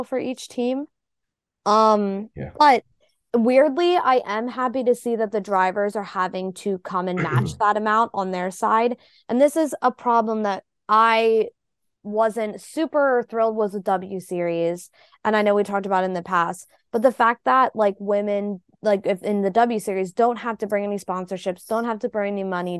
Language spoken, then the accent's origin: English; United States; an American F1 fan